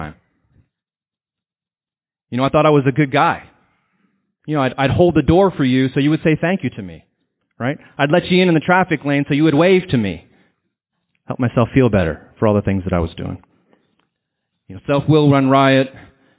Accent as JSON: {"language": "English", "town": "San Antonio", "region": "Texas", "country": "United States", "said": "I'm from San Antonio"}